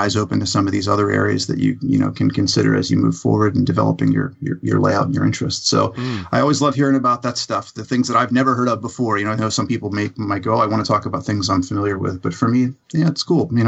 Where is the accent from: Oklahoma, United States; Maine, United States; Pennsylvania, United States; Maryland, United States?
Pennsylvania, United States; now in Falls Church, United States; I'm originally from Pennsylvania